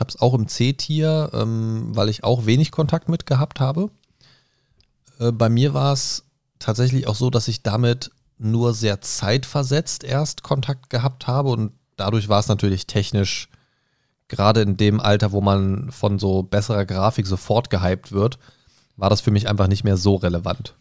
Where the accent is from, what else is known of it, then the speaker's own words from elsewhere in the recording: Germany; bei uns in Deutschland